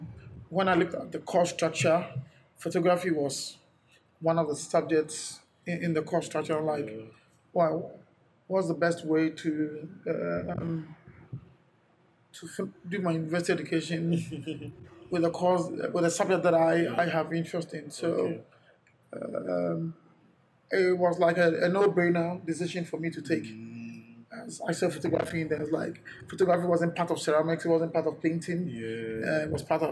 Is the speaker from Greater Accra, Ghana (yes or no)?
yes; Accra, Greater Accra, Ghana; also born or lived in London; I was born here in Accra. My dad and my mom, both from the Shanti region.